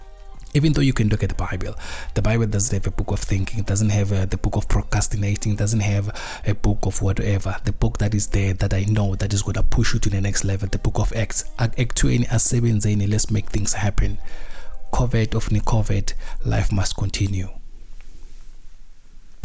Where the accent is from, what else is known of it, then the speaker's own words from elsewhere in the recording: South Africa; being a South African